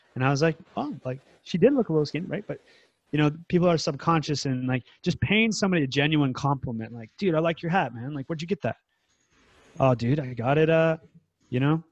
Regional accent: United States; now in Thailand; I'm from the United States

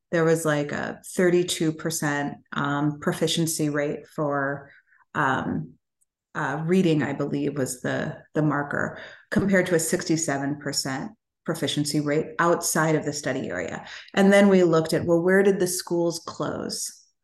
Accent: Chicago, Illinois, United States; moved away as an adult; now in Detroit, United States; I grew up on the south side of Chicago. I grew up in Hyde Park. Well, first in Bronzeville, which is a cultural mecca inside mm. of Chicago, and then in Hyde Park

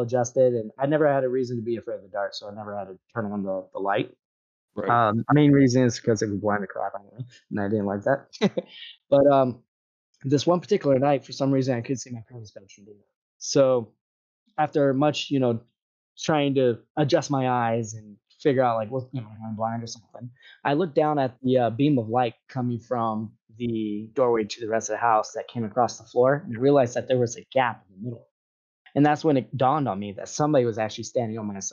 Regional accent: Hawaii, United States; I grew up in Hawaii

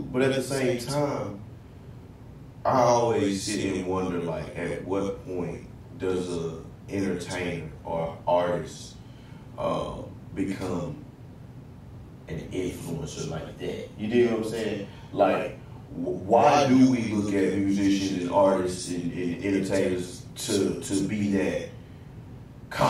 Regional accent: Spring, Texas, United States; moved away as an adult; also born or lived in Houston, Texas; now in Norfolk, United States; Houston, Northside, Houston, Texas. By way of I used to come, but grew up in Spring, Texas

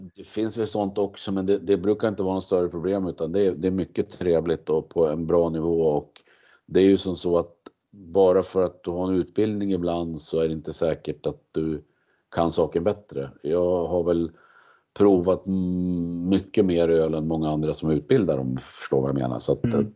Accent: Gävle, Gävleborg County, Sweden; moved away as an adult; now in Uppsala, Sweden; jag kom från Gävle ursprungligen

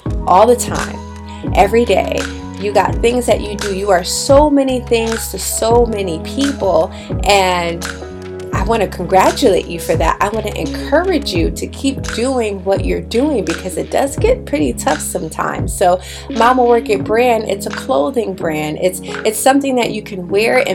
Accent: Bridgeport, Connecticut, United States; I grew up in Bridgeport, Connecticut.

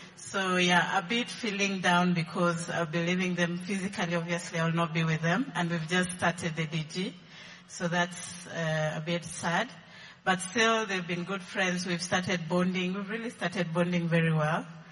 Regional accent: Eldoret, Uasin Gishu County, Kenya; moved away; I come from Eldoret

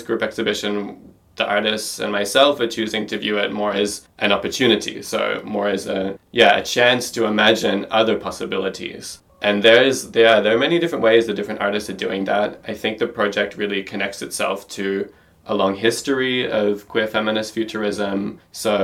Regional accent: Australia; now in Berlin, Germany; I'm an Australian artist based in Berlin

